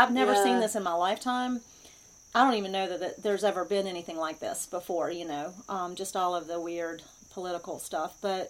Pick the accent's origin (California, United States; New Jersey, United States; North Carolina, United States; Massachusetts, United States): North Carolina, United States; Wilmington; moved away as an adult; also born or lived in Hudson Valley, New York; I'm a Wilmingtonian, so I grew up in Wilmington and spent pretty much my whole life there until about 2.5 years ago. We moved to the Hudson Valley for my husband's work. And then in May, we moved here to the mountains of North Carolina.